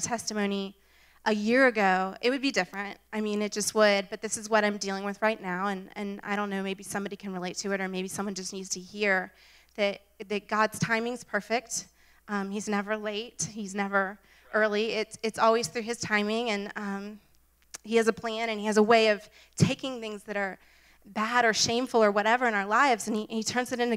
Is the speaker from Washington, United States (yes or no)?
no; Jacksonville, Florida, United States; moved away as an adult; also born or lived in Pittsburgh; Moved back down. I'm from Jacksonville, and I wanted to be closer to home